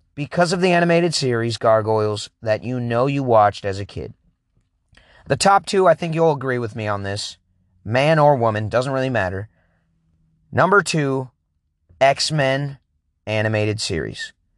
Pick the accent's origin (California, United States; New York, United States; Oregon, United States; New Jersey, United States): Oregon, United States; I grew up in Oregon